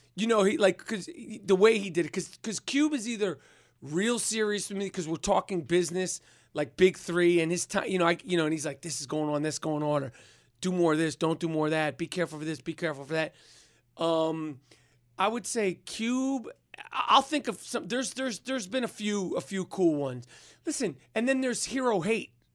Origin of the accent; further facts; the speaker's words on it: New York, United States; accent: New York; my New York accent